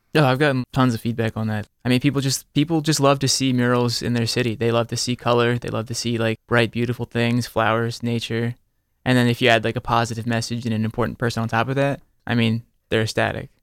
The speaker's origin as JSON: {"language": "English", "area": "near Philadelphia", "region": "Pennsylvania", "country": "United States", "tie": "born or raised there", "said": "I grew up near Philly"}